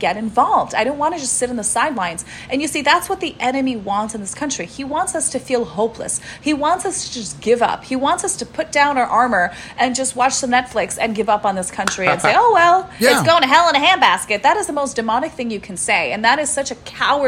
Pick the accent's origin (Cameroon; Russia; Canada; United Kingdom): Russia; I'm Russian. My dad is Ukrainian.